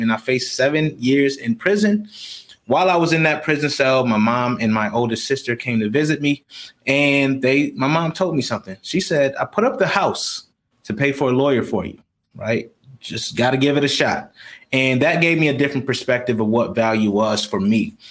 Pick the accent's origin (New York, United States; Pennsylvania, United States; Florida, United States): New York, United States; Rochester; now in Houston, United States; I grew up in Rochester, New York, as I stated, uh, in uh, in poverty